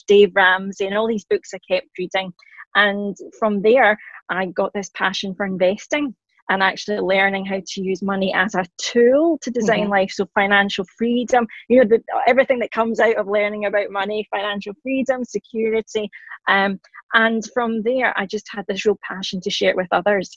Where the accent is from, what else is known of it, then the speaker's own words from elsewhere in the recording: Scotland, United Kingdom; accent: Scottish; I am Scottish, hence the accent. I'm in my late 30s and a working mum in Glasgow